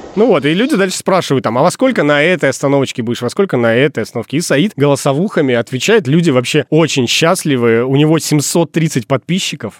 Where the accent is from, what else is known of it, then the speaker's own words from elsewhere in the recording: Murmansk, Murmansk Oblast, Russia; moved away; Когда я уже переехал из Мурманска